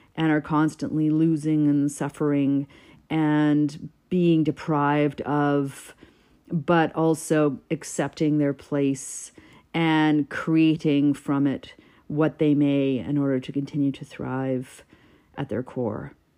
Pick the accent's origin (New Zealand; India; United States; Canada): Canada; as a Canadian poet